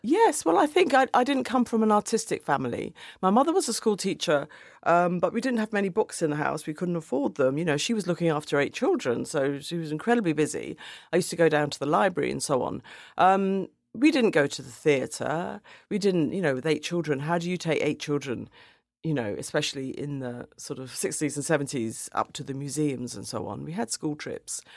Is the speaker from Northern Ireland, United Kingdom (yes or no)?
no; London, United Kingdom; I grew up in Woolwich, which at that time was a very white area